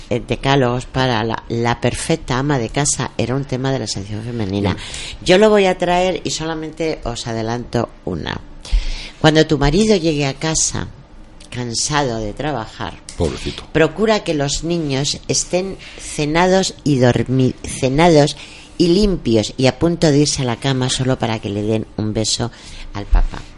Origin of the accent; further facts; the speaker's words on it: Mora, Castilla-La Mancha, Spain; de mi tierra Mora